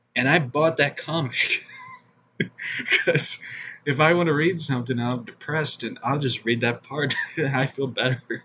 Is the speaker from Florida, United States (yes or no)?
no; Missouri, United States; my home state of Missouri